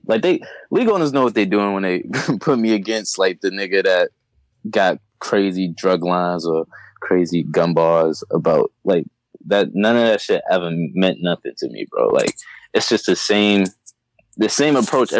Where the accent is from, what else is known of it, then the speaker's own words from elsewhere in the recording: Boston, Massachusetts, United States; I'm from Mattapan. Like, you could look it up. Like, I grew up in the hood